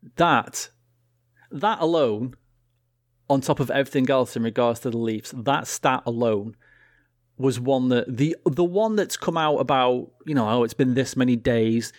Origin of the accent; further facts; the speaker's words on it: United Kingdom; as proud British people